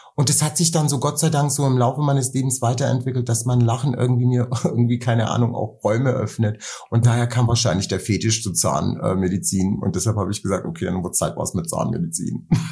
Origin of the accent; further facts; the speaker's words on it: Nuremberg, Bavaria, Germany; moved away; weil ich einen Teil meiner Kindheit in Nürnberg groß geworden bin